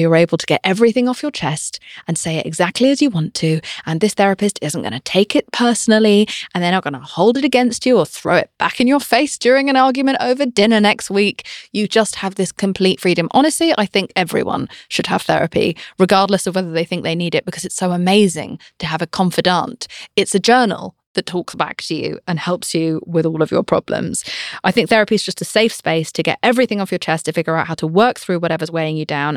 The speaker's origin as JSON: {"language": "English", "country": "United Kingdom", "said": "I'm British"}